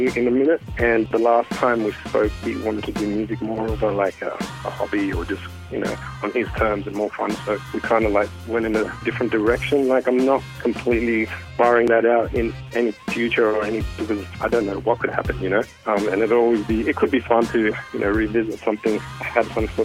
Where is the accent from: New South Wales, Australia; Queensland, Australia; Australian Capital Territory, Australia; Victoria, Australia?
New South Wales, Australia; Sydney; growing up in Western Sydney